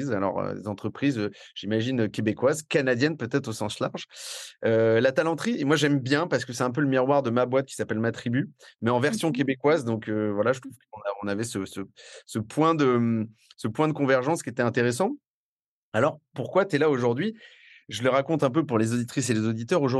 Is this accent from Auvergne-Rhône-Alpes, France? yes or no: no; Paris, Île-de-France, France; accent: Parisian; Alors j'espère qu'elle ne sera pas trop choquée par mon accent euh, parisien et mes expressions d'ex-pubard.